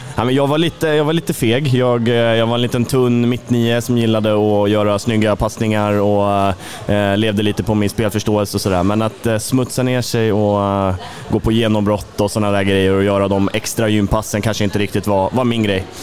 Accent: Tumba, Stockholm County, Sweden; moved away as an adult; now in Karlskrona, Sweden; Jag är som sagt från södra Stockholm, ursprungligen från Tumba då, så jag har mina, mina första handbollsår i, i den fina eh, IFK Tumba-familjen

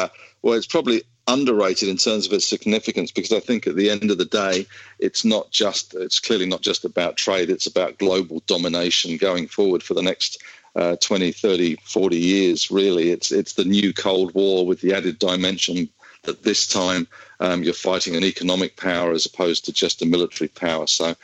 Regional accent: Australia; but we are Australian, we have the ASX

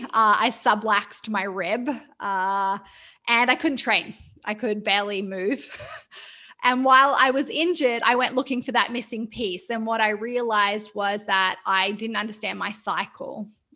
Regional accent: New South Wales, Australia; now in Vancouver, Canada; Yeah, so I am Australian. I have a quite eclectic accent that people sometimes aren't sure, but I grew up near Byron Bay and I've lived in Vancouver in Canada for nearly 5 years. But I am an Australian lizard at heart.

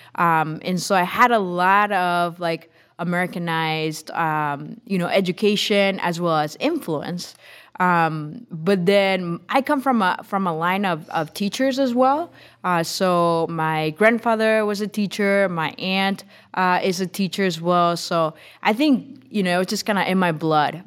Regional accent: Tegucigalpa, Francisco Morazán, Honduras; English is a second language; moved away as an adult; now in Holland, Michigan, United States; was born and grew up in Honduras, in Tegucigalpa

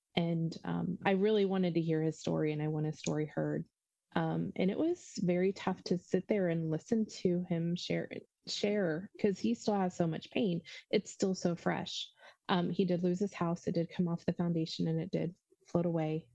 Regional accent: Ohio, United States; I'm from Ohio

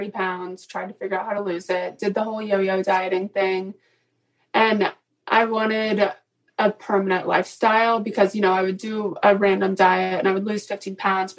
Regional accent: Atlanta, Georgia, United States; now in Charleston, United States; I am originally from Atlanta, live in Charleston, South Carolina, 29.

